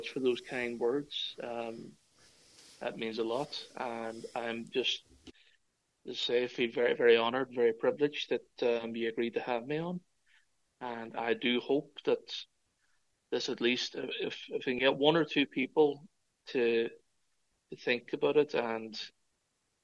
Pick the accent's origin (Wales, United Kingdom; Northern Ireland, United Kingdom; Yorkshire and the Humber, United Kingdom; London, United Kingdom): Northern Ireland, United Kingdom; Derry; moved away as an adult; now in Cork, Ireland; myself, as a Northern Irish man